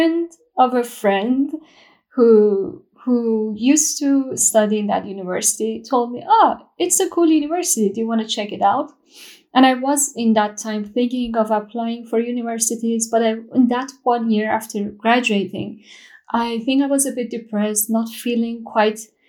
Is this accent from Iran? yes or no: yes; Shiraz, Fars, Iran; moved away as an adult; now in Gothenburg, Sweden; I'm from Shiraz, Iran. I'm an architect and jewelry designer currently living in Sweden, Gothenburg